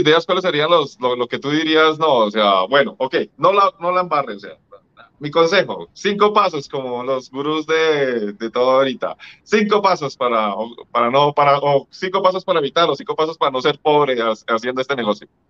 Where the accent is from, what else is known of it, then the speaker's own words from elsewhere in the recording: Colombia; lo digo como colombiano